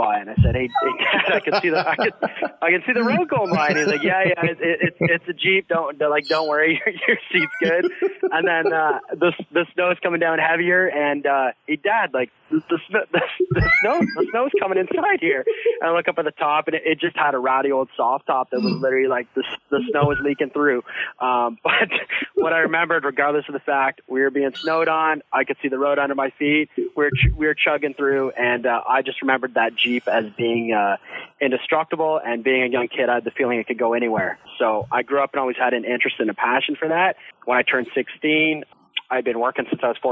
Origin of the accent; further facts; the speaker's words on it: Ontario, Canada; We grew up here in Ontario